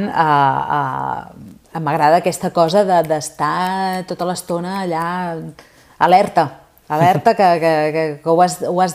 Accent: Sabadell, Catalonia, Spain; la Copla és de Sabadell, jo sóc de Sabadell

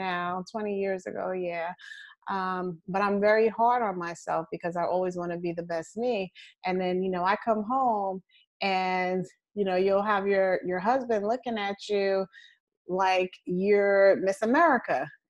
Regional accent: United States; I wasn't born in Africa. I say I'm American

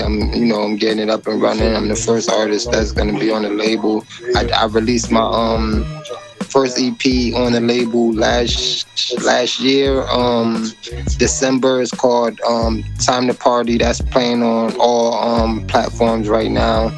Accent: Hartford, Connecticut, United States; Hartford, Connecticut, man. CT. That's, that's, that's my hometown. Yep, CT, born and raised

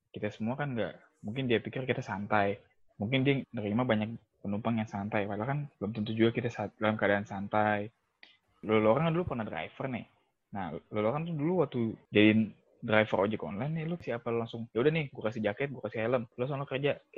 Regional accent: Jakarta, Indonesia; Gue sebagai orang Jakarta

